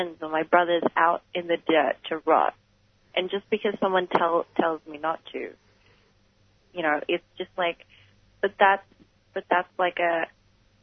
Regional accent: Melbourne, Victoria, Australia; my background is Filipino, but I was born here and born and raised in Melbourne.

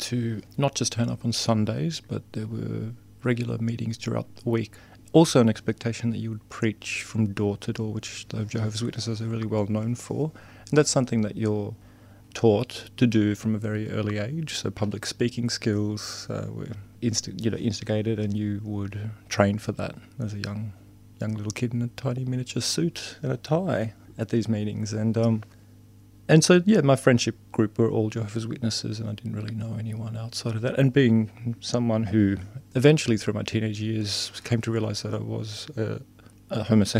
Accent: Sweden; I'm from Sweden originally. My father was from Finland and my mother was from Sweden. My father immigrated to Sweden in the late 60s.

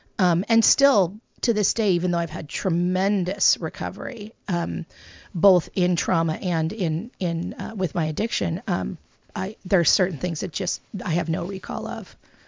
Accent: California, United States; So I was born in the Central Valley of California in the United States, which is the breadbasket. It is a farming community. My family, we're Jewish, but we had pigs. We're pig farmers

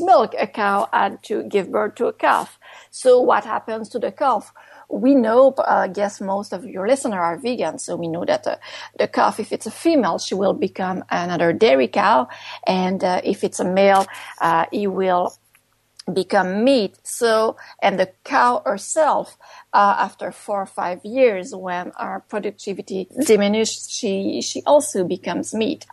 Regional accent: Canada; first language French; English is a second language; also born or lived in Montreal; I'm based in Montreal. I'm a French Canadian writer, so English is my second language

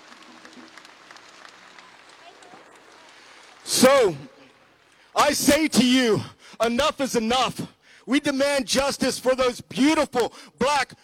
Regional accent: United States; now in Australia; as an African American man

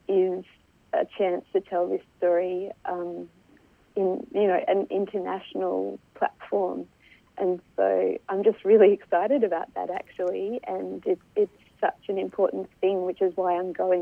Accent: Australia; I should start by saying that as an Australian Solomon Islander, some of my own heritage and my ancestors are kind of part of that history of blackbirding

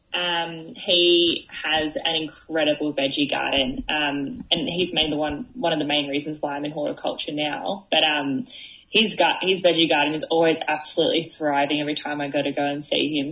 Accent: Dandenong Ranges, Victoria, Australia; I'm from the Mount Dandenong Ranges, so I do a lot of hiking around here

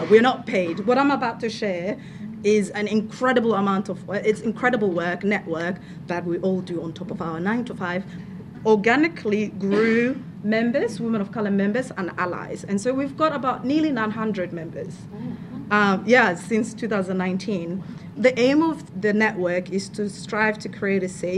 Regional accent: Somalia; moved away as an adult; now in Victoria, Australia; I am from Somalia. I've lived here for 10 years, came here as an international student

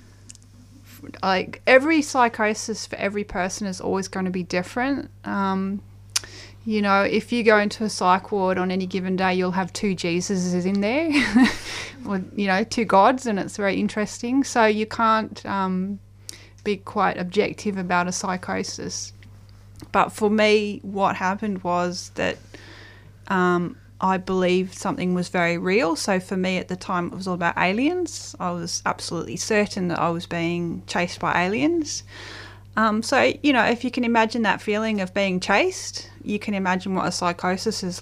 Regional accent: Welsh countryside, Wales, United Kingdom; So I grew up in the Welsh countryside in the UK

